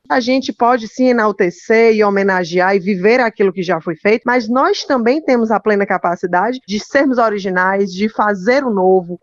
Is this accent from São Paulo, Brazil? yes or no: no; Fortaleza, Ceará, Brazil; eu sou de Fortaleza, né? inclusive sou a única filha nordestina